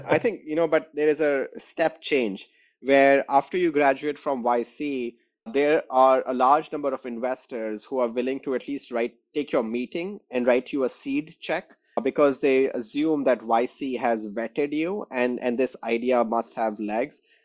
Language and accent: English; New Delhi, Delhi, India; moved away as an adult; also born or lived in West Lafayette, Indiana; now in Chicago, United States; I grew up in New Delhi, India